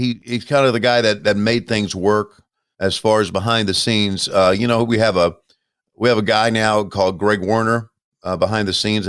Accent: Mid-Atlantic, United States; growing up in the Mid-Atlantic region

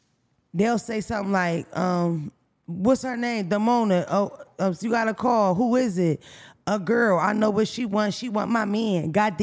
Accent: Philadelphia, Pennsylvania, United States; I'm from Albanus Street.

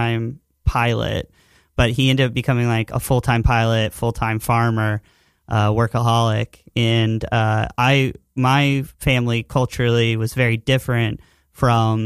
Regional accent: Thurmont, Maryland, United States; my hometown that I grew up in Thurmont, Maryland

